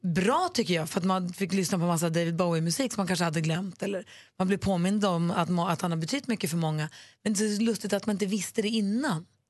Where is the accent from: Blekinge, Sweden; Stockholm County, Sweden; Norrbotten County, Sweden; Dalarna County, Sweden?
Norrbotten County, Sweden; Luleå; moved away; also born or lived in Småland / Gothenburg; jag är uppvuxen i Luleå, men vi bodde ju i Småland och Göteborg först.